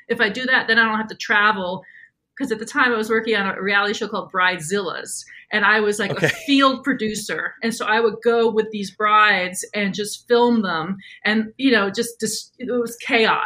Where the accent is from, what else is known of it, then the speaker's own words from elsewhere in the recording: New York, United States; I'm from New York, born and raised. I'm a horrible driver.